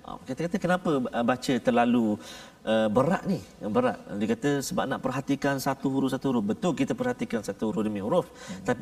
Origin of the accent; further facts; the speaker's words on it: Terengganu, Malaysia; kampung saya kat Terengganu